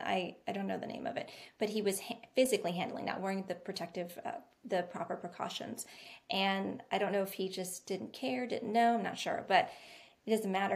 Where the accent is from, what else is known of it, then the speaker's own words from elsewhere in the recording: Bellflower, California, United States; moved away as an adult; also born or lived in Long Beach, California / Stockton, California / San Francisco, California; now in North Carolina, United States; I'm from California as Emily is